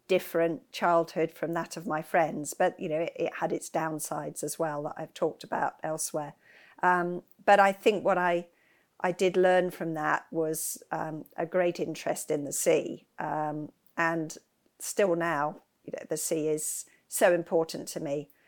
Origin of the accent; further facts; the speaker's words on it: West Sussex, South East England, United Kingdom; I grew up in West Sussex.